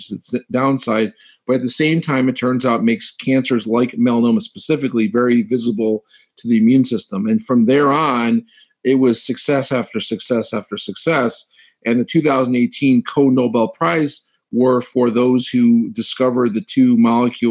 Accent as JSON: {"language": "English", "town": "Ann Arbor", "region": "Michigan", "country": "United States", "tie": "born or raised there", "also_born_or_lived": "Pittsburgh / St. Louis", "moved": "as an adult", "lives_now": "Cleveland, United States", "said": "I'm actually a Midwest kid. I'm from Ann Arbor, Michigan"}